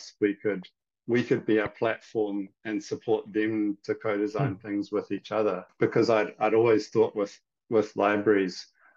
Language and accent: English; Cockle Bay, Auckland, New Zealand; also born or lived in Taiwan; I grew up in Koppel Bay in Howard College, where I went to school